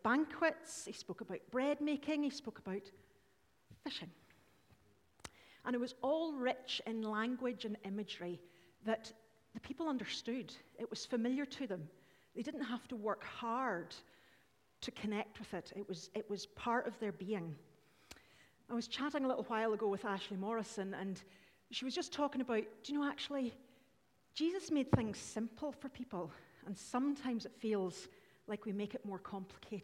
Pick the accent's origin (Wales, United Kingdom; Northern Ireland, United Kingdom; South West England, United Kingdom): Northern Ireland, United Kingdom; we're Irish